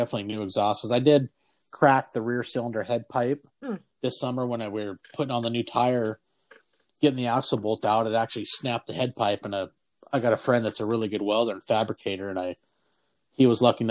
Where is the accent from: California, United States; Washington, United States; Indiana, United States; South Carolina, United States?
Washington, United States; Port Angeles; born or raised there